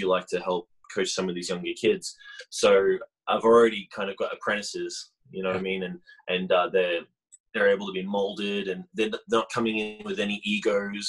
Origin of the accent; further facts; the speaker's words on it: Melbourne, Victoria, Australia; moved away as an adult; also born or lived in Hamilton, New Zealand; now in Utah, United States; I was born in New Zealand, in Hamilton on the North Island. And then when I was about three or so, my parents relocated to Melbourne in Australia. And that's where I grew up.